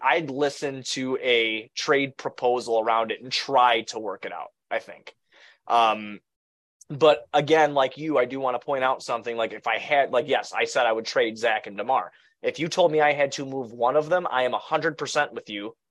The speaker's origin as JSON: {"language": "English", "town": "Blue Island", "region": "Illinois", "country": "United States", "tie": "born or raised there", "said": "I come from Blue Island"}